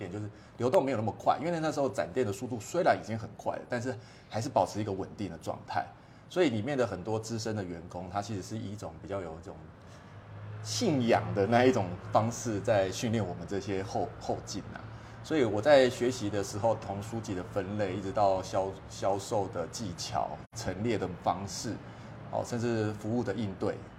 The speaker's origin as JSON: {"language": "Chinese", "town": "Pingtung City", "region": "Pingtung County", "country": "Taiwan", "tie": "born or raised there", "moved": "yes", "lives_now": "Kaohsiung, Taiwan", "said": "我是屏东长大的孩子，所以我的心情一直都是保持着一个乡下人进城市的心态"}